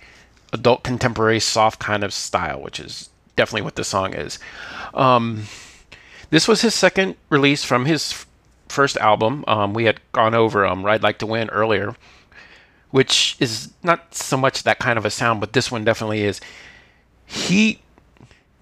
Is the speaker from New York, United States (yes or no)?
no; Miami, Florida, United States; I grew up in Miami